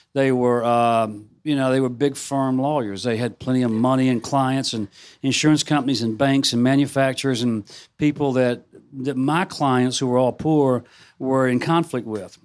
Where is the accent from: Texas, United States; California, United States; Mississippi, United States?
Mississippi, United States; a suburb of Memphis; my hometown, a suburb of Memphis